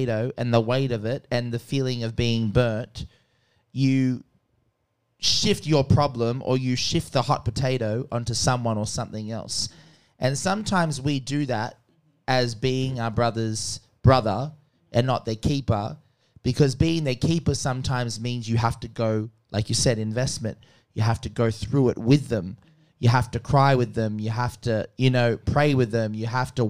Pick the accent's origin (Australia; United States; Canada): Australia; I'm Australian, so I say zebra